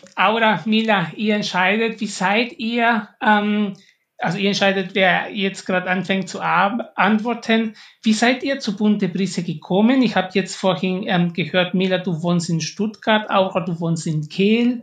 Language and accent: German; Peru; ich komme auch aus Peru